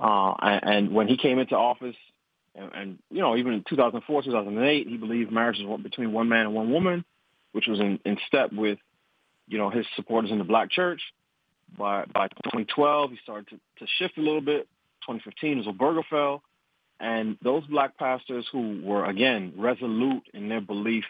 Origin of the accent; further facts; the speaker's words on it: New York, United States; I'm from New York